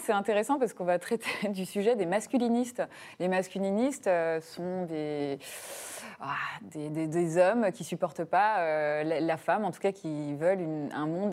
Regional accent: Burgundy, Bourgogne-Franche-Comté, France; Moi, je suis de Bourgogne

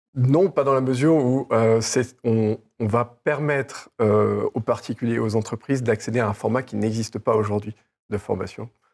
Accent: France; Je suis français, je viens du milieu de l'EdTech

